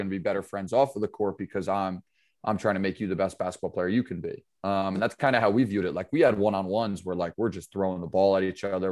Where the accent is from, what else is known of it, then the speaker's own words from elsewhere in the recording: Pine Plains, New York, United States; also born or lived in Sharon, Connecticut; I grew up in, uh, Pine Plains, New York.